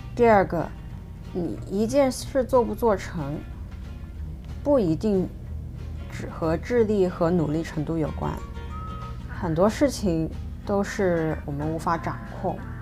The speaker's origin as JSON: {"language": "Chinese", "country": "China", "tie": "born or raised there", "also_born_or_lived": "Hong Kong", "first_language": "Mandarin", "moved": "as an adult", "said": "我本人是土生土长的中国女孩儿"}